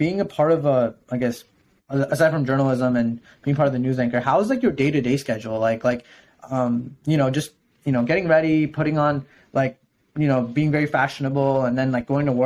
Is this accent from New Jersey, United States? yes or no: yes; New Jersey, United States; I'm from Jersey